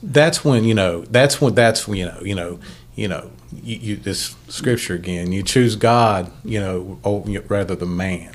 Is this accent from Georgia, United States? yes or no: no; Ohio, United States; now in West Virginia, United States; I'm from Ohio, but I live in West Virginia.